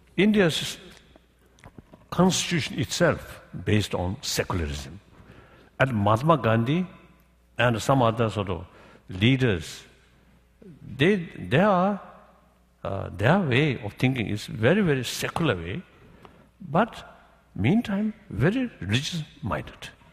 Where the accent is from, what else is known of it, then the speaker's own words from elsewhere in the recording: Tibet, China; moved away as an adult; age 24, I lost my own country